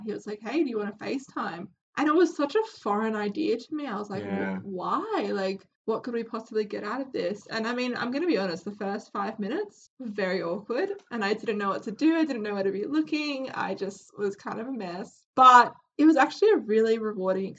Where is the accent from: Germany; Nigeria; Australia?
Australia; we're from Australia